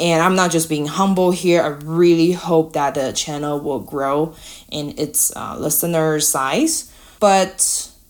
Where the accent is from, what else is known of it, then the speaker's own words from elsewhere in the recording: Taiwan; English is a second language; moved away; I'm from Taiwan. English is not my native language